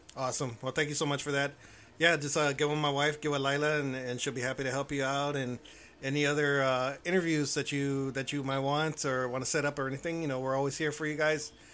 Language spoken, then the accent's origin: English; Houston, Texas, United States; now in Cotulla, United States; I was originally from Houston. Now I'm south of San Antonio